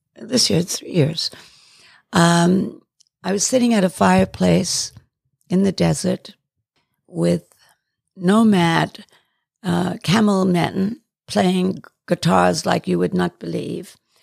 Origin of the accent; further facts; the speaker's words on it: England, United Kingdom; also born or lived in Johannesburg, South Africa; now in United States; I was born in Johannesburg and schooled in England.